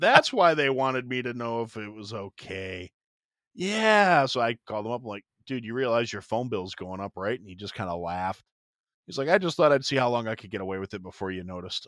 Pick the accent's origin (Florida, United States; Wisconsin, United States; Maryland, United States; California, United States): Wisconsin, United States; Kenosha; moved away; Kenosha, Wisconsin, that's actually my hometown, that's where I'm from